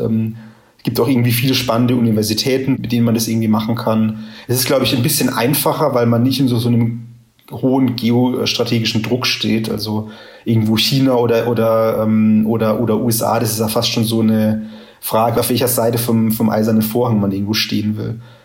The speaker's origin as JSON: {"language": "German", "town": "Karlsruhe", "region": "Baden-Württemberg", "country": "Germany", "tie": "born or raised there", "said": "Karlsruhe meiner Heimatstadt"}